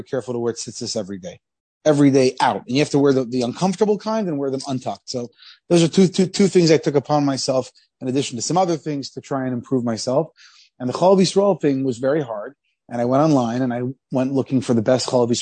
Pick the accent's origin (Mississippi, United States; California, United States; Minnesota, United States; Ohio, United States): Ohio, United States; Columbus; we grew up in Columbus, Ohio.